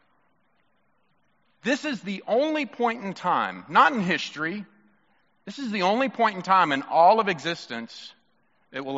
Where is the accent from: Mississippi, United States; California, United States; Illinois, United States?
Mississippi, United States; I'm from Mississippi